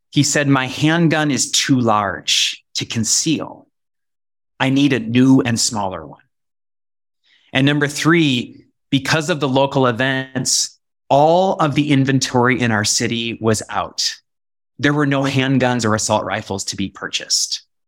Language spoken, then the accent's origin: English; Bend, Oregon, United States; also born or lived in Wisconsin; my hometown of Bend, Oregon